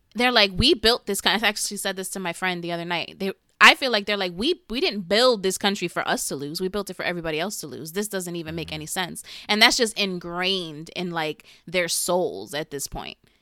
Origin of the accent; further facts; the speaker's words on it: New York City, New York, United States; I'm from the smallest part of the Bronx, like the most west you could get